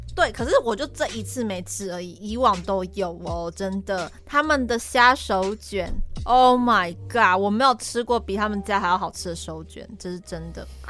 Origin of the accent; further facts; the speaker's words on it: southern Taiwan, Taiwan; now in Taipei, Taiwan; 我自己钟爱是我家乡那边